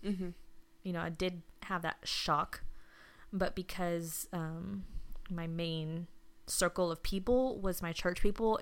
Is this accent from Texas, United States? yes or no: yes; Houston, Texas, United States; also born or lived in Pasadena, Texas / Friendswood, Texas; You know, I lived here in Houston my entire life.